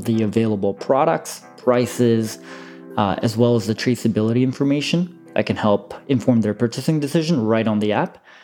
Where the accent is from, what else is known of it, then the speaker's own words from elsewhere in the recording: Vancouver, British Columbia, Canada; also born or lived in Seoul, South Korea; I was originally born and raised in Seoul, South Korea. And at the age of 7, I immigrated to Vancouver.